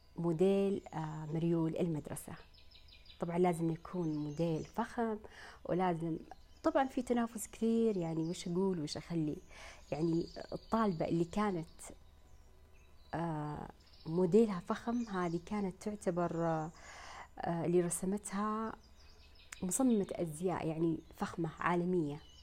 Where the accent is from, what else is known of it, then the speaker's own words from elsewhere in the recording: Saudi Arabia; عندنا في المملكة العربية السعودية